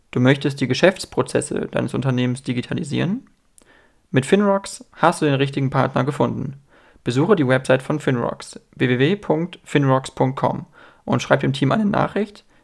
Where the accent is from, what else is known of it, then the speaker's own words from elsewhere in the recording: West Germany, Germany; also ich bin in Westdeutschland aufgewachsen, aber auch nach der Wende geboren, sage ich mal.